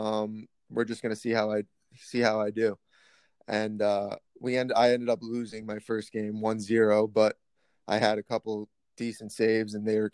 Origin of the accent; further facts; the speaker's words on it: Massapequa, New York, United States; I played for my hometown club, which was Massapequa